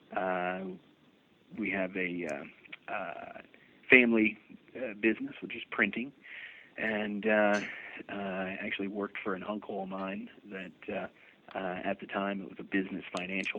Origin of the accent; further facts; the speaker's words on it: Florida, United States; I grew up in Florida